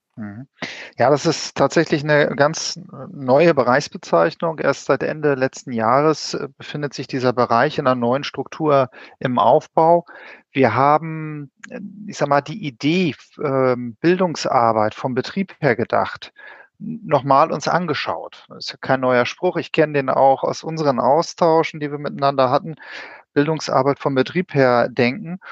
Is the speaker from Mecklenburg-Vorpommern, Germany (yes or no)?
yes; Wismar, Mecklenburg-Vorpommern, Germany; now in Berlin, Germany; Ich bin ähnlich wie der Olli, ein Fischkopf, aber nicht aus Hamburg, aber eine andere Hansestadt, etwas kleiner, Wismar